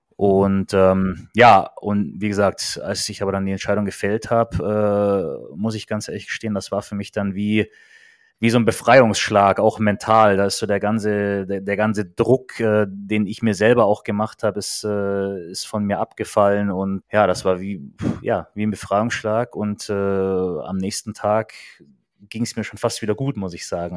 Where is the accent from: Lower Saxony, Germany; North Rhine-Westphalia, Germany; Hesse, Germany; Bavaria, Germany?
Bavaria, Germany; Kaufbeuren; moved away; in Kaufbeuern in, in meiner Heimatstadt